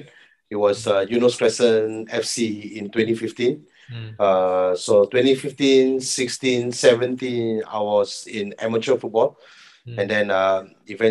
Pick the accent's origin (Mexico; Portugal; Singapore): Singapore; growing up in Jalan Besar